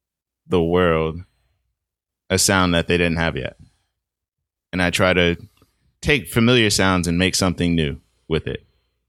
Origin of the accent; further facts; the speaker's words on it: Boston, Massachusetts, United States; So in Mattapan, I lived on a street with a bunch of kids